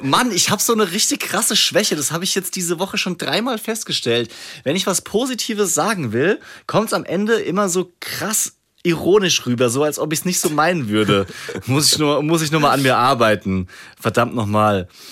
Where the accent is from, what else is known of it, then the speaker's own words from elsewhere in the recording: Rhineland-Palatinate, Germany; ich komme auch aus der Pfalz, da kann keiner ein P sprechen.